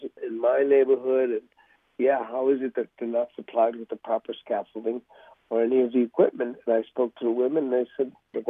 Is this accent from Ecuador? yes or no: yes; Ecuador; moved away; I was born in Ecuador, so I am called a mestizo because I'm mixed